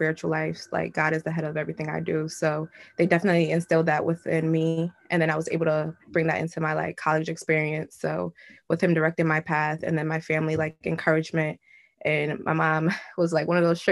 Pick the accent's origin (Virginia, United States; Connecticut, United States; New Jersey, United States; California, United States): Connecticut, United States; Bloomfield; I grew up in Bloomfield, Connecticut, went to all public schools, Bloomfield High